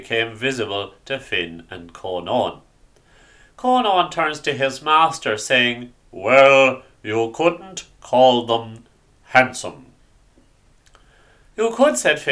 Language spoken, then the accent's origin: English; Ireland; Growing up in Ireland in the 90s, you often studied the stories of na Fine in school